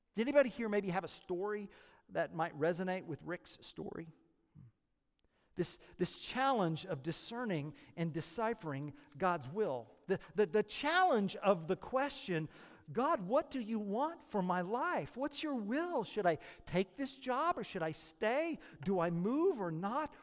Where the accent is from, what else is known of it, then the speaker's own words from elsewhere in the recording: Oklahoma, United States; moved away; I'm from Oklahoma